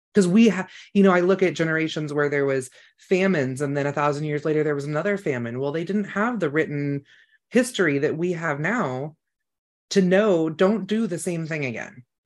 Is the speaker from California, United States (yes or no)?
yes; Emerald Triangle, California, United States; I grew up in the Emerald Triangle